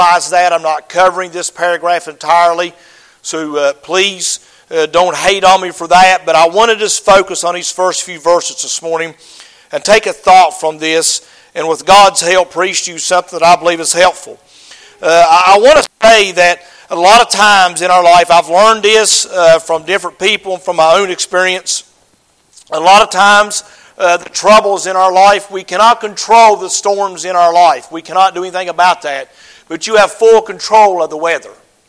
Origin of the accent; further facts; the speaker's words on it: United States; I'm an American